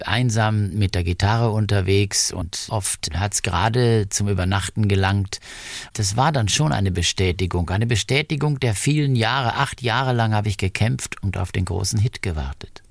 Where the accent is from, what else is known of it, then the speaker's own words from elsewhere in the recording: Germany; übers Ausland bin ich dann in Deutschland in meine Heimat zurückgekehrt